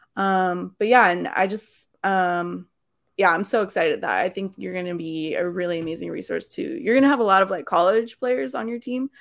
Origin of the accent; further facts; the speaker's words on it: California, United States; as a Californian